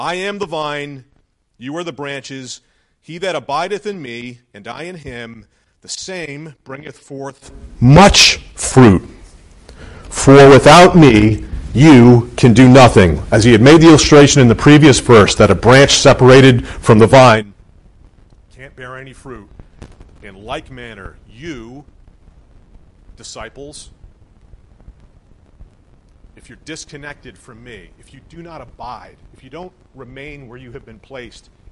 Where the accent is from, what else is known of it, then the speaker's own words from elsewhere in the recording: Hamden, Connecticut, United States; I grew up in Hamden, not too far from here